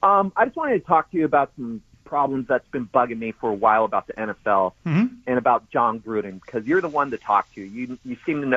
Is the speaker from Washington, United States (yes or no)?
yes; Redmond, Washington, United States; I grew up here in Redmond, and I remember hearing all those type of slang words directed at me because I was the only person of color going to these white schools.